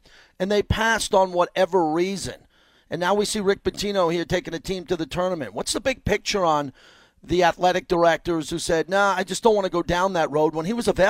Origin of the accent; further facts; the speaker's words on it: Massapequa, New York, United States; I'm a Massapequa boy who went to Farmingdale High School, went to Five Star.